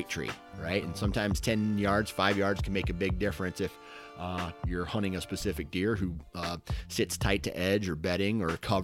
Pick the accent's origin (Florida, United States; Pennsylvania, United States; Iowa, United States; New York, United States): Iowa, United States; I'm from Iowa